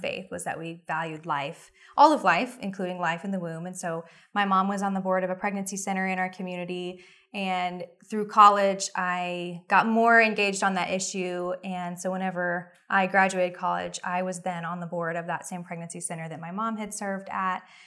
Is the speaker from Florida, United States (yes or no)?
no; Oklahoma City, Oklahoma, United States; also born or lived in New York City; I was raised in Oklahoma City, and I've lived there most of my life